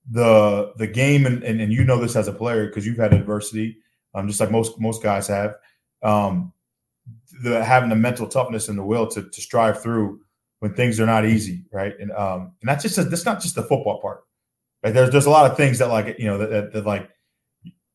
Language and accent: English; East Rutherford, New Jersey, United States; I'm from across the street, from East Rutherford, from Becton